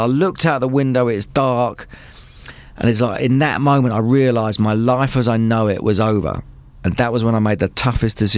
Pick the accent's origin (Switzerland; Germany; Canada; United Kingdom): United Kingdom; Luton, East of England; I'm just from Luton town up the road